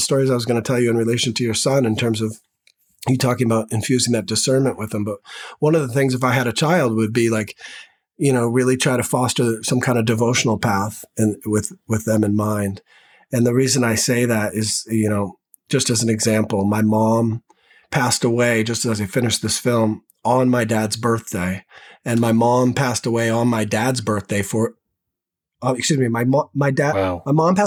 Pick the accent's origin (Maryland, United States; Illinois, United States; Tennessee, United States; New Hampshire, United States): New Hampshire, United States; Manchester; moved away as an adult; now in Los Angeles, United States; I was born back east in Manchester, New Hampshire